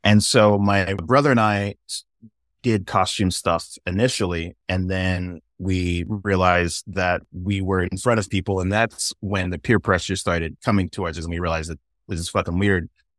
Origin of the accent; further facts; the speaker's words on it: Inglewood, California, United States; accent: white boy accent; despite my white boy accent, I am black. And yeah, I grew up in all over the place, but my formative years were in Southern California and in Inglewood and Redondo area.